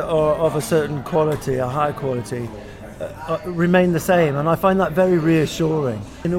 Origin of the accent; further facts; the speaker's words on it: Manchester, North West England, United Kingdom; I've always loved coming from Manchester, but all of a sudden, I'm from Manchester and I work in food